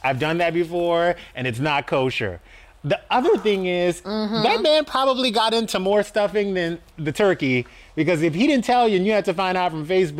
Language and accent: English; the South, United States; moved away; I grew up in the South